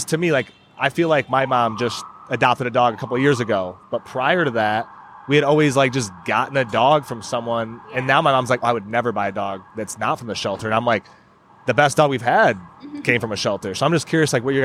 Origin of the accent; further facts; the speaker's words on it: Michigan, United States; we're from Michigan